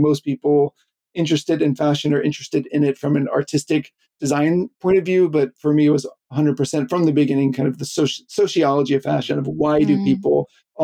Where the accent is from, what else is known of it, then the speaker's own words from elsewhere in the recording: Pensacola, Florida, United States; also born or lived in Oxford, Mississippi; now in Tokyo, Japan; So I grew up in the South in the United States, and mostly in Pensacola, Florida